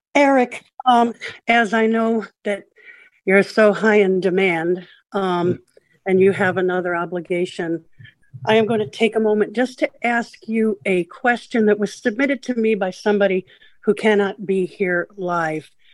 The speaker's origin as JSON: {"language": "English", "region": "Florida", "country": "United States", "said": "Florida, my home state"}